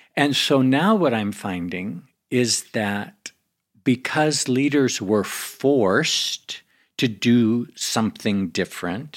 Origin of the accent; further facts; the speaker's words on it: United States; I come from America.